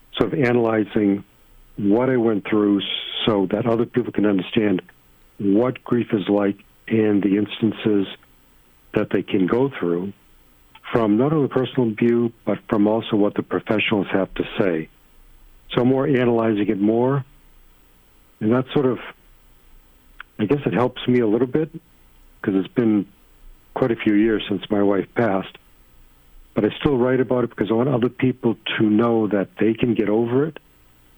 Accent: Naples, Florida, United States; my hometown here in Naples, Florida.

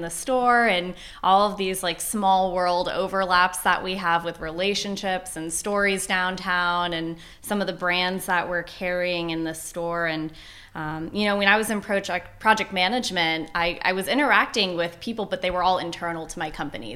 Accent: Fairfax, Virginia, United States; also born or lived in West Coast; now in Fredericksburg, United States; I grew up in Northern Virginia, just about an hour north in Fairfax

